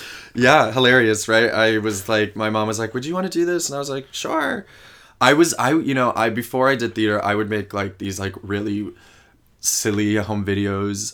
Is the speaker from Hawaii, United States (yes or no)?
no; a small town outside of New Haven, Connecticut, United States; moved away as an adult; also born or lived in Ithaca, New York; now in New York City, United States; I grew up in a small town um, outside of New Haven, Connecticut